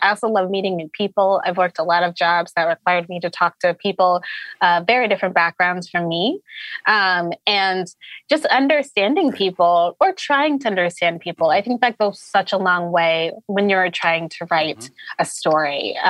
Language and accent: English; Connecticut, United States; I'm from Connecticut.